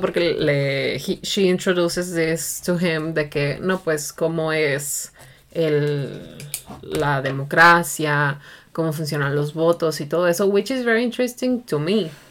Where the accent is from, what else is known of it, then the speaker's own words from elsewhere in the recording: Mexico; para mí como mexicana